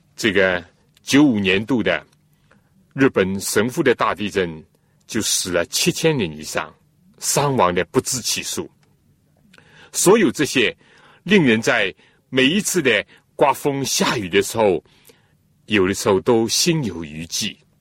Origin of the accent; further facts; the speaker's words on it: China; 我们中国人讲， 尊重